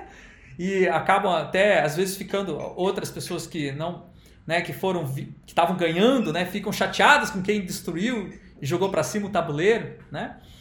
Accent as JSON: {"language": "Portuguese", "region": "Rio de Janeiro", "country": "Brazil", "tie": "born or raised there", "said": "cidade onde eu nasci, no Rio de Janeiro"}